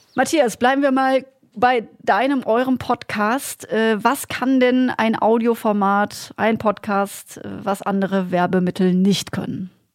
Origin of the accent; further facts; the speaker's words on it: Black Forest, Baden-Württemberg, Germany; moved away; Gemeindeblatt aus dem Schwarzwald erinnert, äh, gefühlt, wo ich herkomme.